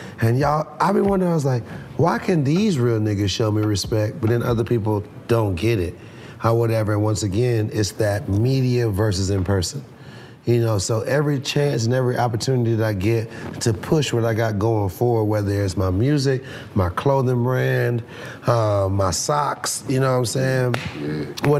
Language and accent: English; Atlanta, Georgia, United States; also born or lived in Trinidad and Tobago; I grew up here in Atlanta